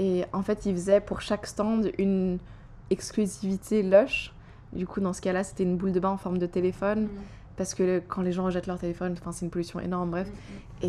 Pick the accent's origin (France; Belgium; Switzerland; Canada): Switzerland; Geneva; je suis genevoise